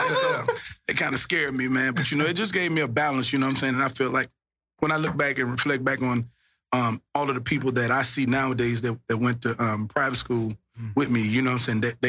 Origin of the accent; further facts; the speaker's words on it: Shreveport, Louisiana, United States; It was crazy, man. All I can remember when I reflect back Shreveport, you know, I went to private school, so, you know, we stayed in the hood